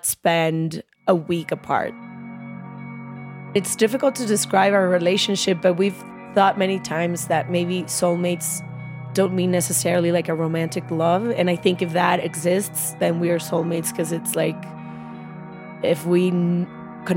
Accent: Guadalajara, Jalisco, Mexico; moved away as an adult; now in United States; we sort of like grew up in the same city

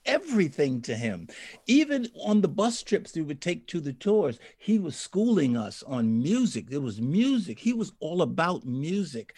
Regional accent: New York City, New York, United States; I was born in the Bronx

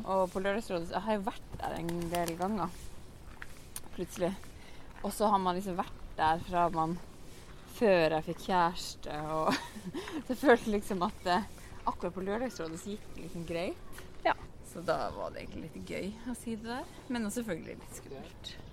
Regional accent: Finnmark, Norway; jeg kommer fra Finnmark, jeg er ikke fra Oslo vest

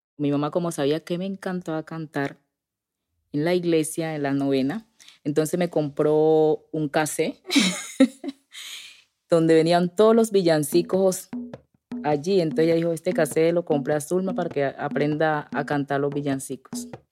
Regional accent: Guapi, Cauca, Colombia; moved away; Yo soy del Pacífico, yo andaba descalza, yo en algunas veces le ayudé a sembrar arroz a mis papás

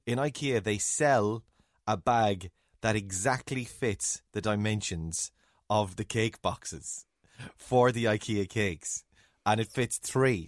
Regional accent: Ireland; accent: Irish; as Irish, uh, English speaking Irish people with Irish accents

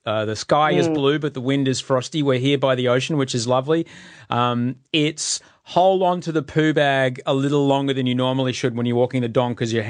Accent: United Kingdom; born there; accent: British; I had a British accent for a long time because I was born in the UK to two refugee parents

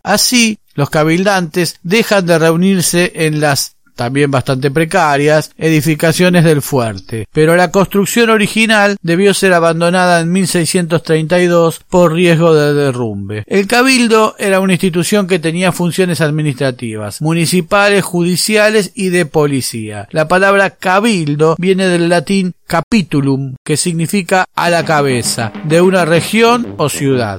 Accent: Buenos Aires, Argentina; moved away; Cuando éramos chicos y vivíamos en Buenos Aires, era seguro que un par de veces al año la escuela nos llevaba de excursión al cabildo

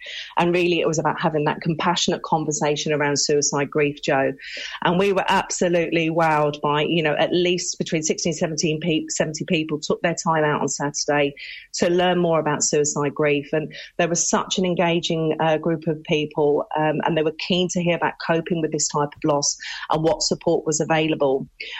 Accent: United Kingdom; now in Ireland; I was born and raised in the UK, but my family are Irish, hence my reason for being here in County Limerick.

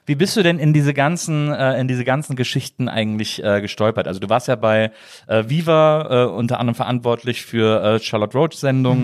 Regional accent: Wesseling, North Rhine-Westphalia, Germany; ich bin im Wesseling groß geworden.

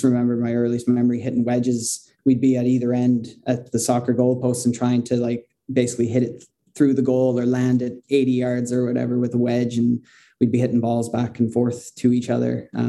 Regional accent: Canada; moved away as an adult; now in Ireland; No, actually, I grew up in Canada. I've been living in Ireland now for about the past 6 years.

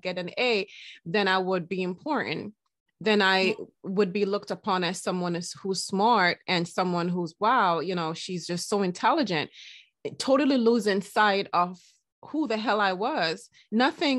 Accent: Jamaica; in the Jamaican culture, I'm Jamaican

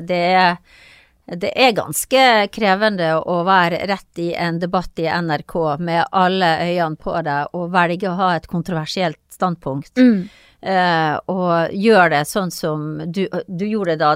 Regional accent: Kristiansund, Møre og Romsdal, Norway; moved away as an adult; also born or lived in Bergen; Jeg kom fra Kristiansund, og der er verden litt sånn sort-hvitt. Og så kom jeg til Bergen

